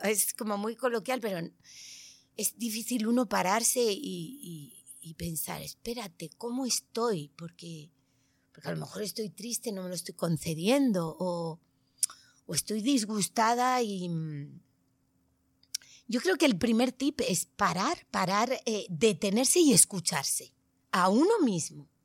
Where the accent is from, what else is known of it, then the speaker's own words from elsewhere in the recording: Tenerife, Canary Islands, Spain; now in Madrid, Spain; en mi tierra, en Tenerife